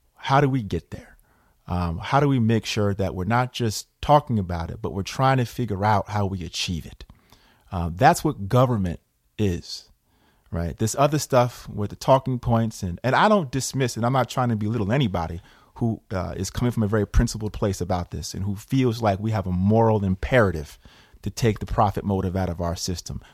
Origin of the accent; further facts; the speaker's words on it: Schenectady, New York, United States; A young kid growing up in Schenectady, working class roots